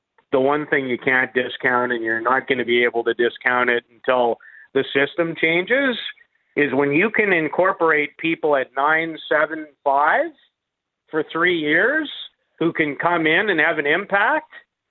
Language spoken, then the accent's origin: English; Canada; going to be even a little more excited about thinking about being Canadian this year, tomorrow, than I usually am.